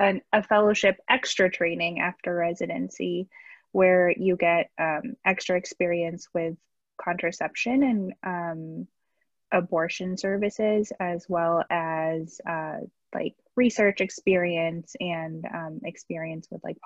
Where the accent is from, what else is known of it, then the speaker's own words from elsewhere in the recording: Northern Virginia, United States; moved away as an adult; also born or lived in Pennsylvania; now in Los Angeles, United States; I'm from the DC area originally, Northern Virginia